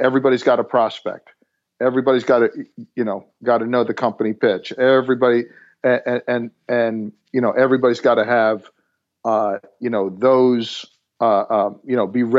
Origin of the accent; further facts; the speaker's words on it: New Jersey, United States; moved away as an adult; now in Atlanta, United States; born and raised in New Jersey, moved down to Atlanta 13 years ago